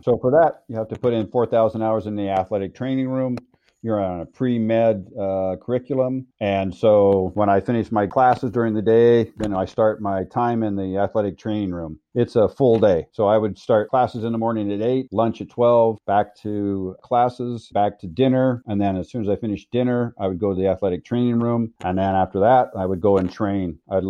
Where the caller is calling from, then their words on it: Pacific Palisades, California, United States; I'm in Pacific Palisades, California.